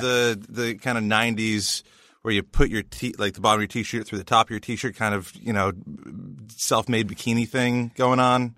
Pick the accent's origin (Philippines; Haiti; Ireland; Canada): Canada; we in Canada